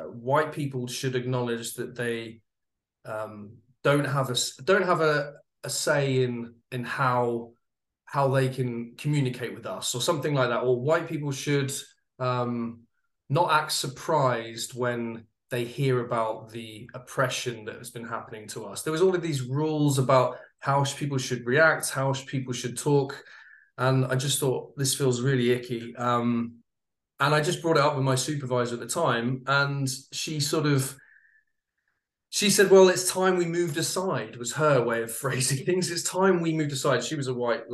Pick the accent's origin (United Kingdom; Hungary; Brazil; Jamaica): United Kingdom; I'm a Brit, as you can probably tell